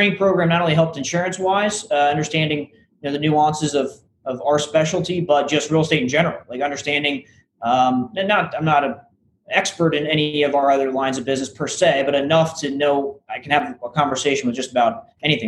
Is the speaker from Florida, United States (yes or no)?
yes; St. Petersburg, Florida, United States; also born or lived in Tallahassee, Florida; I'm originally from the St. Petersburg, so Tampa Bay area